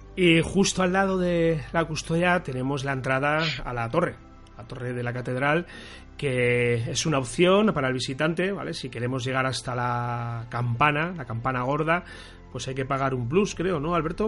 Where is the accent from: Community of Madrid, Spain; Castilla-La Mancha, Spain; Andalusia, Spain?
Castilla-La Mancha, Spain; Toledo; nosotros que somos de Toledo